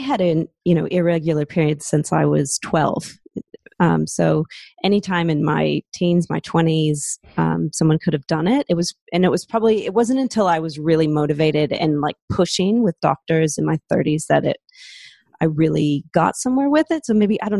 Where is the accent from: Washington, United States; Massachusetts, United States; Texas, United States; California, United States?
Washington, United States; Seattle; accent: American; moved away as an adult; now in Australia; I'm originally from Seattle in the States, but I moved over to Australia about 15 years ago.